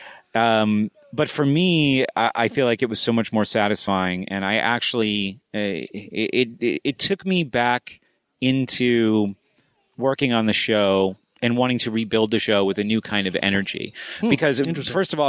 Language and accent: English; New Hampshire, United States; moved away as an adult; I lived in New Hampshire, but I grew up in New Hampshire